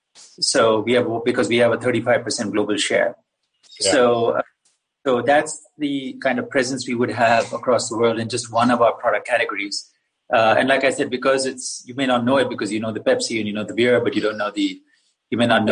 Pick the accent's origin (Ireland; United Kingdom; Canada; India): India; Kerala; I'm from India, southwest corner of a place called Kerala